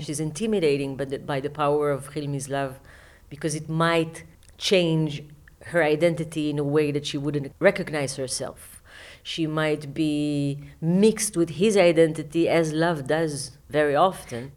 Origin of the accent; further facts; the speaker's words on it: Israel